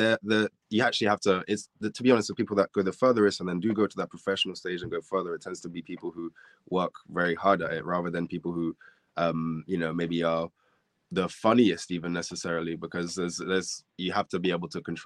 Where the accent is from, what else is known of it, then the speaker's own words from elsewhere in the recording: Bristol, South West England, United Kingdom; I'm from Bristol, UK, so I've been doing a lot of gigs around the Southwest kind of circuit